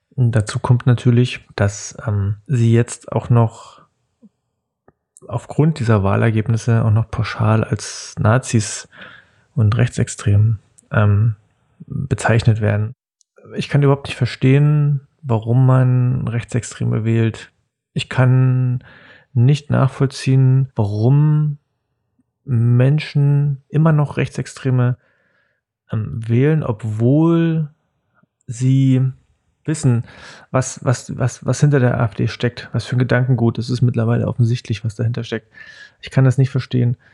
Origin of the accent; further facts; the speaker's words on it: Cottbus, Brandenburg, Germany; also born or lived in Spremberg; Ich bin 1979 in Spremberg geboren. Spremberg ist eine kleine Stadt zwischen Cottbus und Hoyerswerda im Süden von Brandenburg, äh, mitten im Tagebaugebiet. Mm, ich bin dann mit meinen Eltern 1980 ähm, nach Cottbus gezogen